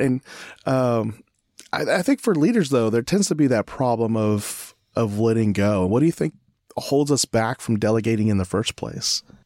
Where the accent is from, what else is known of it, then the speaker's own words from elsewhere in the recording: California, United States; moved away; I'm from California, originally